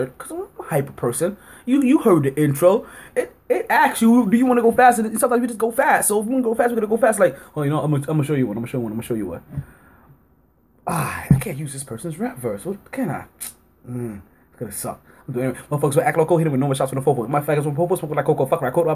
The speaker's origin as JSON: {"language": "English", "region": "New York", "country": "United States", "moved": "yes", "lives_now": "South Florida, United States", "said": "I'm still a New Yorker."}